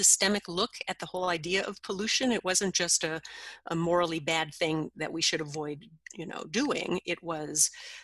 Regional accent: Minnesota, United States; my home state of Minnesota

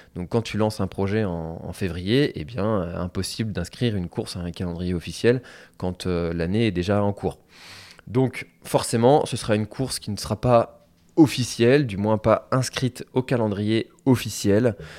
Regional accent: Telgruc-sur-Mer, Brittany, France; je suis originaire de Telgruc, donc qui est une des communes de la presqu'île de Crozon.

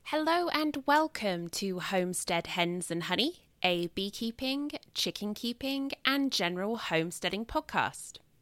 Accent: England, United Kingdom; moved away as an adult; also born or lived in Providence, Rhode Island / Atlanta, Georgia; now in Akron, United States; I'm not native. I am originally from England and I moved to the US about 11 years ago now

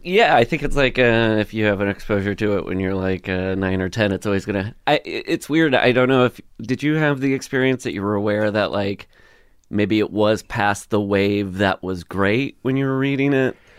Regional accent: Le Mars, Iowa, United States; moved away; I grew up in Iowa, Northwest Iowa, this town called, uh, Lamar's.

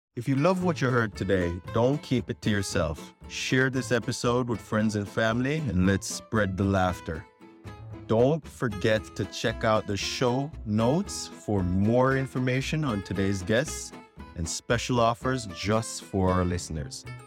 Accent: Canada; born or raised there; accent: Filipino; first language English

